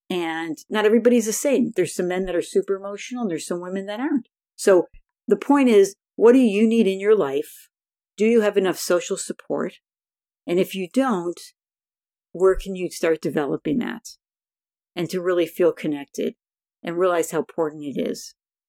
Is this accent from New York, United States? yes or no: yes; Buffalo, New York, United States; now in California, United States; When I moved to California in 1982 from Buffalo, New York, I had a hard time making friends